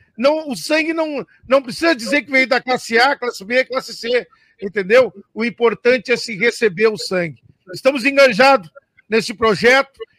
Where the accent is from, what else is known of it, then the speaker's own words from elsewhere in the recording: Flores da Cunha, Rio Grande do Sul, Brazil; eu sou de Flores da Cunha